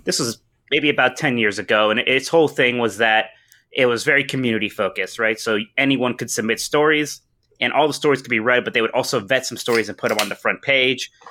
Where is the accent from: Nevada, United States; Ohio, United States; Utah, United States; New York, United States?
Ohio, United States; Youngstown; I've gotten to stay in my hometown at, uh, in Youngstown, Ohio the entire time where I still am right now